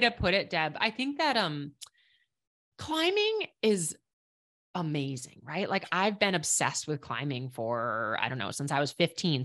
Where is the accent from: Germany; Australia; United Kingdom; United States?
United States; Minneapolis, Minnesota; moved away as an adult; also born or lived in Estes Park, Colorado / Boulder, Colorado; now in New Hampshire, United States; I grew up in Minneapolis. When I say Minnesota, I think people can probably hear it